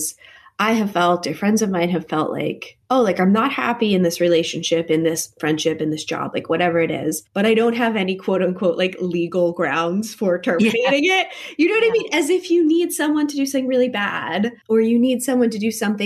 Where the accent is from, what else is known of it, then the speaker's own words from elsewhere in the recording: Connecticut, United States; I grew up in Connecticut, which is a very polite kind of New England place